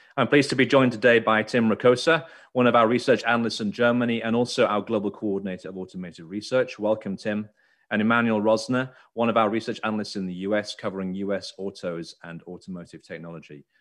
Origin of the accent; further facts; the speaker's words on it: United Kingdom; now in United States; I live in America but I'm British